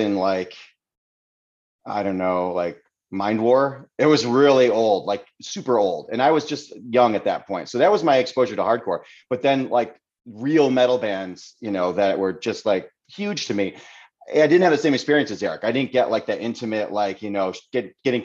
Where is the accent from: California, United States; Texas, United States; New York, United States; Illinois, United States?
New York, United States; Seneca Falls; I grew up in Waterloo, Seneca Falls